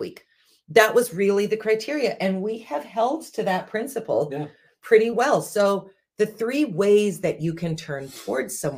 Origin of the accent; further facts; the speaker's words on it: United States; being American